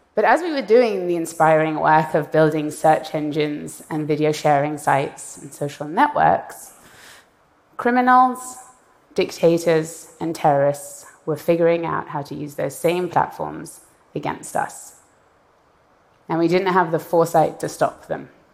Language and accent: English; Iran; moved away; I was born in Iran and I left in the aftermath of a violent revolution